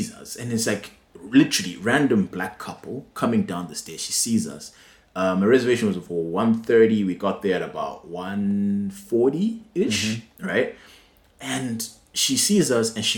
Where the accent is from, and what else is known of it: Bulawayo, Zimbabwe; moved away